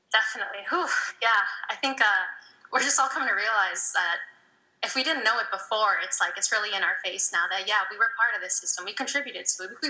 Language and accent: English; Toronto, Ontario, Canada; growing up in Toronto, um, you know, I didn't really, I couldn't really identify as a Desi person or a South Asian. Those that, that wasn't my jam. Um, I'm definitely not white